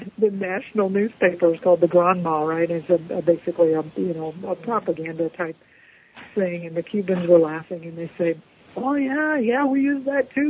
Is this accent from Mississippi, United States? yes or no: no; North Miami, Florida, United States; I grew up in North Miami